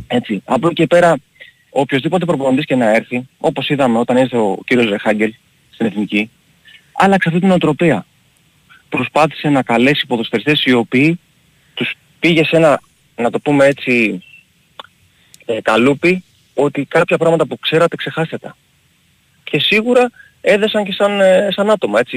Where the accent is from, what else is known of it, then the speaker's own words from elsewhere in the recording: Greece; εμείς οι Έλληνες